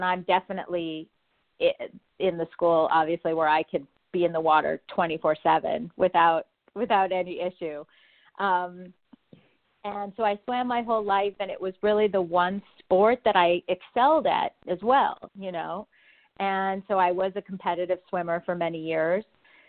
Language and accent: English; Montreal, Quebec, Canada; now in Los Angeles, United States; I mean, I kind of consider myself to be one because we moved to California in the 70s, but I'm actually Canadian. I'm from Montreal.